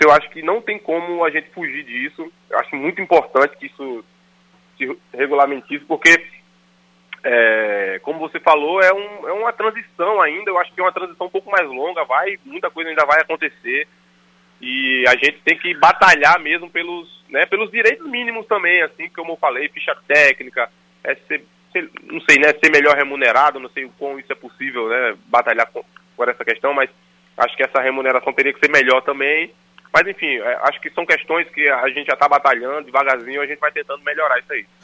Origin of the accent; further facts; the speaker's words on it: interior of Paraíba, Brazil; Eu sou do interior da Paraíba